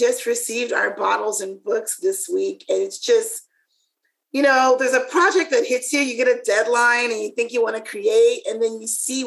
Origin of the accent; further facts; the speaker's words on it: the South, United States; I'm from the South